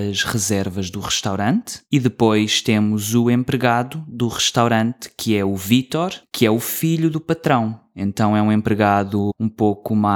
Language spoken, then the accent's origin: Portuguese; Toronto, Ontario, Canada; born there; Os meus pais são dos Açores, da ilha de São Miguel, e eu nasci em Toronto, mas sempre falei português com {S2} eles.